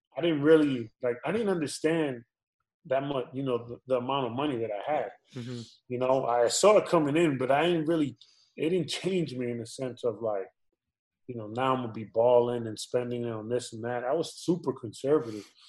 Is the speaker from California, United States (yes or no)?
no; New York, United States; I was born and raised in New York